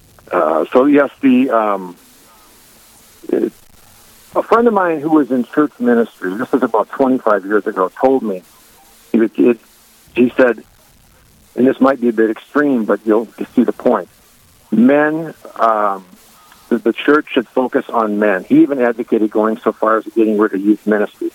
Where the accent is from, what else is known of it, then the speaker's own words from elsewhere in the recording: Cambridge, Minnesota, United States; also born or lived in South Dakota / Ann Arbor, Michigan / Rochester, Minnesota; I grew up in Cambridge, Minnesota, East Central